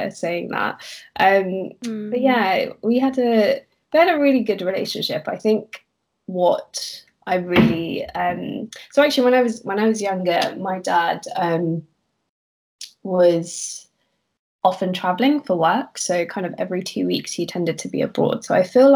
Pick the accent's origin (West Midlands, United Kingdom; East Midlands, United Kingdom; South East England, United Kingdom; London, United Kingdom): London, United Kingdom; I am born and raised in London